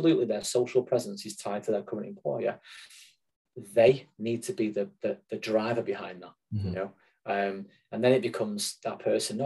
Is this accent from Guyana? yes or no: no; Manchester, North West England, United Kingdom; accent: Mancunian; you probably guess my accent, I'm a Mancunian.